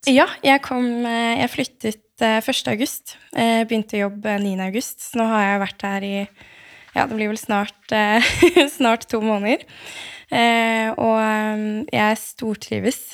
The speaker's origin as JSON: {"language": "Norwegian", "region": "Eastern Norway", "country": "Norway", "also_born_or_lived": "Bergen / Oslo", "moved": "as an adult", "said": "som østlending"}